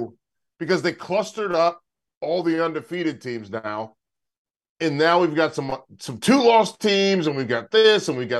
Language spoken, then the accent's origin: English; North Carolina, United States; I'm from North Carolina. I went to UNC.